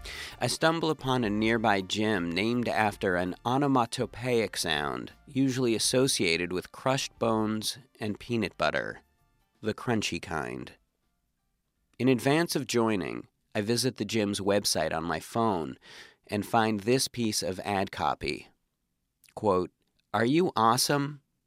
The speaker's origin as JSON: {"language": "English", "country": "Canada"}